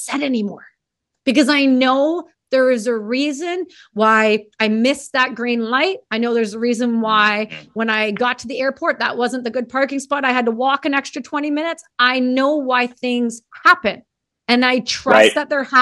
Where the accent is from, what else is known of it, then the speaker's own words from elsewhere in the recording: Canada; I'm Canadian.